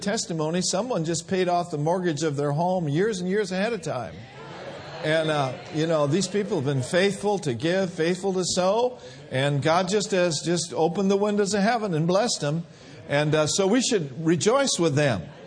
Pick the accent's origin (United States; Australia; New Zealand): United States; Minneapolis, Minnesota; moved away; I grew up in Minneapolis